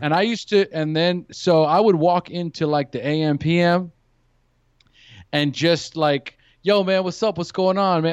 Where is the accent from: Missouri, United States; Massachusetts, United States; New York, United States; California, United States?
California, United States; also born or lived in San Luis Obispo; now in Costa Rica; I'm from California originally.